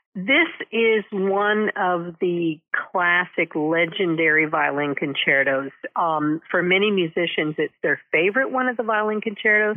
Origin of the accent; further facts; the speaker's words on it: Denton, Texas, United States; moved away as an adult; also born or lived in New Haven, Connecticut / New York City / Washington, D.C.; I'm a native Texan, um, and I grew up in Denton